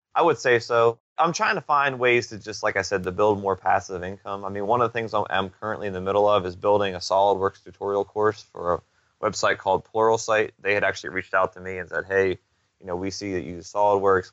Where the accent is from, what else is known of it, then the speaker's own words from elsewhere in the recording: Pittsburgh, Pennsylvania, United States; moved away; I'm originally from Pittsburgh, and I went up there earlier this summer to just kind of see my parents